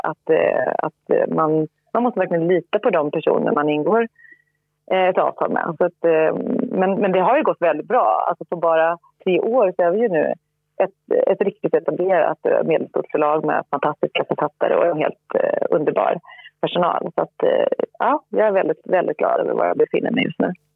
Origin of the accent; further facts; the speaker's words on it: Linköping, Östergötland, Sweden; moved away as an adult; also born or lived in France; jag växte upp i Linköping eh, med föräldrar som inte alls var inne i den här branschen.